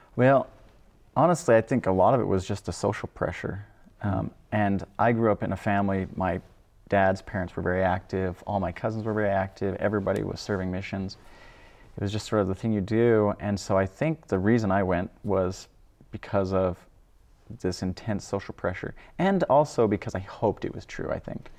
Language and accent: English; Idaho, United States; also born or lived in Wyoming; I'm from Idaho, I guess. Originally, I was born in Wyoming, but grew up in Idaho